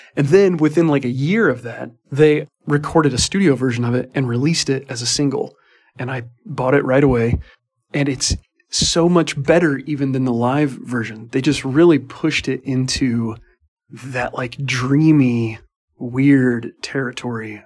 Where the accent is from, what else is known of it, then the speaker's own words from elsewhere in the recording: Midwest, United States; I'm Midwestern